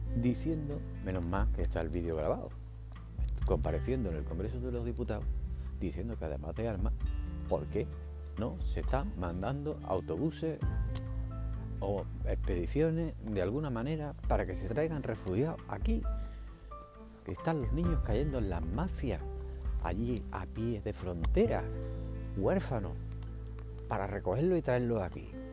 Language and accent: Spanish; Spain; Que seamos fieles a un partido como si fuera un equipo de fútbol